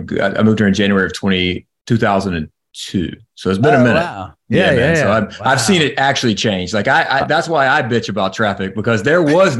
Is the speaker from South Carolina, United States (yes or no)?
yes; South Carolina, United States; also born or lived in Tennessee; now in Nashville, United States; Yeah, I was born in Tennessee, but my parents moved back home when I was 6 months old, so I don't remember that. So I call South Carolina home, and okay. Then I moved up to Nashville about 20 years ago now.